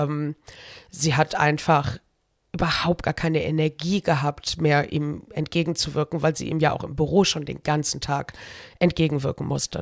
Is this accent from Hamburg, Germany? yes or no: no; Cologne, North Rhine-Westphalia, Germany; also born or lived in Brühl; ich bin geboren und aufgewachsen in Köln. Ich habe insgesamt 28 Jahre meines Lebens 28 Jahre meines Lebens da verbracht